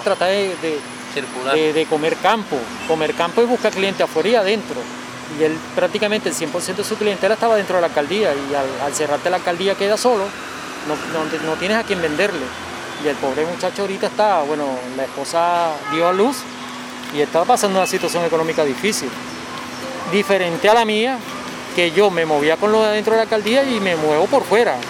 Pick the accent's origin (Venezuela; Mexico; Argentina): Venezuela; now in Cartagena, Colombia; Yo nací en, en Cartagena, 49 años, pero fui llevado a Venezuela a la edad